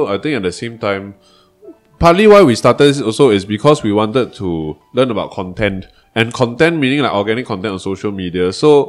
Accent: Malaysia; well, for I'm the Malaysian, both of you, that's the outlier bit.

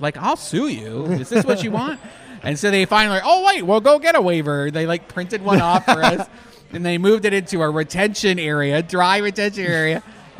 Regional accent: Canada; I'm Canadian.

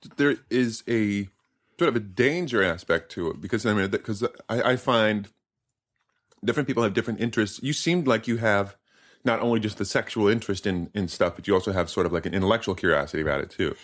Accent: United States

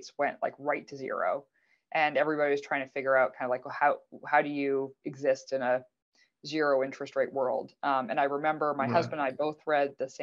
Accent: Canada; now in United States; I'm Canadian, even though I live in the US now.

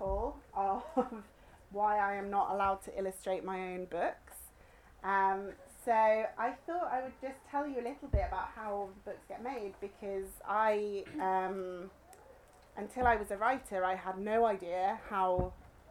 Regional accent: Cornwall, South West England, United Kingdom; I grew up in Cornwall

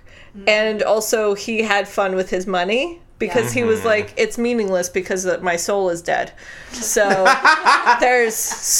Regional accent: Albuquerque, New Mexico, United States; I am from New Mexico. I'm from Albuquerque.

